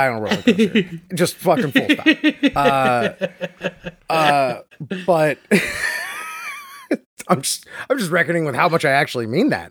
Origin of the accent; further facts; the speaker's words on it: Florida, United States; accent: Florida; my Florida accent